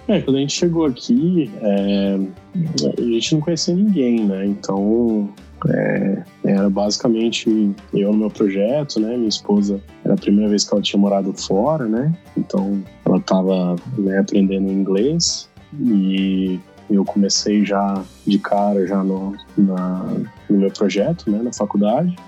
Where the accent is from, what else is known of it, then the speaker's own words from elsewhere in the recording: Indaiatuba, São Paulo, Brazil; moved away as an adult; now in Saskatoon, Canada; a gente é da região de Indaiatuba, é, interior do estado de São Paulo